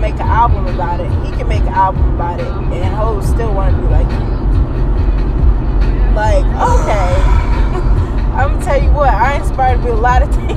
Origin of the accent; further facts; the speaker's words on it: United Kingdom; I'm British